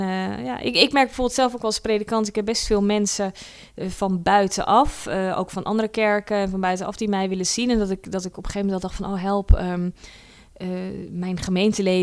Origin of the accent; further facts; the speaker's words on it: Netherlands; also born or lived in South Africa; als Nederlanders